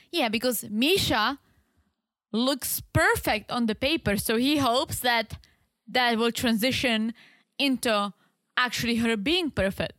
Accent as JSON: {"language": "English", "region": "South Moravian Region", "country": "Czechia", "accent": "heavy accent", "second_language": "English", "moved": "yes", "said": "I'm from South Moravia."}